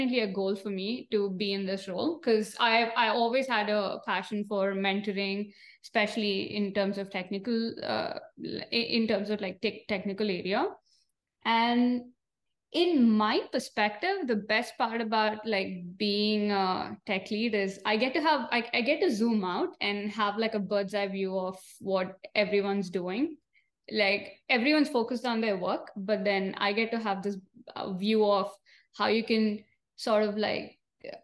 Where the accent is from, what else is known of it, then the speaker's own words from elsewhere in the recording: India; moved away as an adult; also born or lived in Arizona, United States; now in San Jose, United States; So I am from India, born and brought up in India